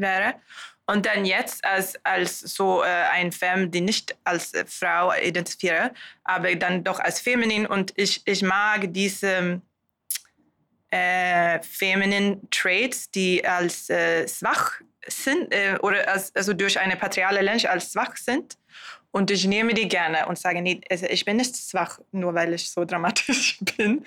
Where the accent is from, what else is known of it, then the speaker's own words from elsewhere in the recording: Sweden; German is a second language; moved away; ich komme aus Schweden